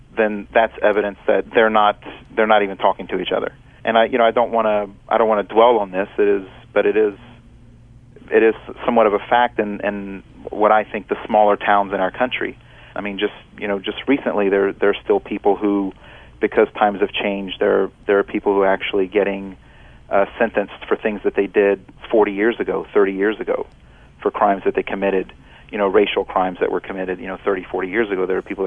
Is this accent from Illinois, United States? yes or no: no; Louisiana, United States; moved away; when I was growing up in Louisiana, I didn't like to speak Italian